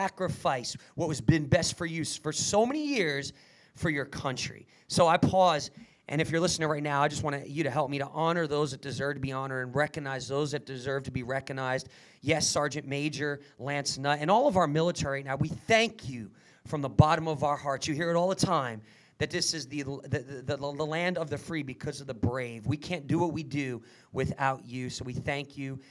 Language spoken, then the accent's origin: English; New Jersey, United States; I was brought up in Jersey